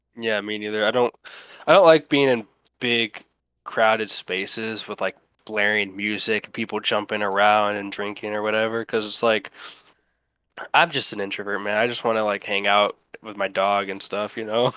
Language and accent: English; Ohio, United States; also born or lived in Cleveland, Ohio; now in Alabama, United States; Ohio. That's where I lived most of my life.